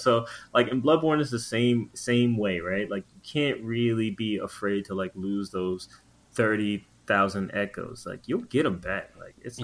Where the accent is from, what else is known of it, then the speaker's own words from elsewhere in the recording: Long Island, New York, United States; I'm from Long Island.